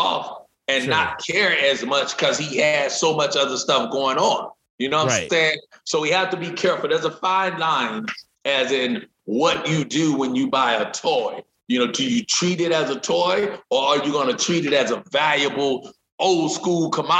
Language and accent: English; Dallas, Texas, United States; I live in Dallas. No, I'm from Dallas.